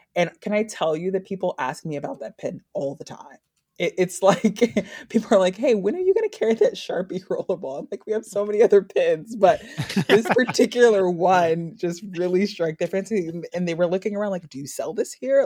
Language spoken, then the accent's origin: English; Washington, District of Columbia, United States; moved away as an adult; also born or lived in Atlanta / New York; now in Baltimore, United States; I'm originally from Washington, D C. I used to live approximately a hundred feet from the now National Stadium